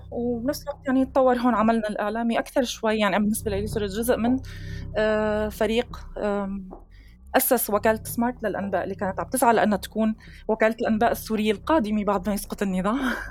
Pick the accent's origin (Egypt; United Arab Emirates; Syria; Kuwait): Syria; moved away; أنا طلعت من سوريا ببداية 2013